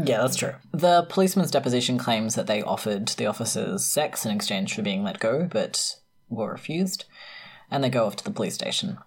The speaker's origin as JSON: {"language": "English", "region": "South Australia", "country": "Australia"}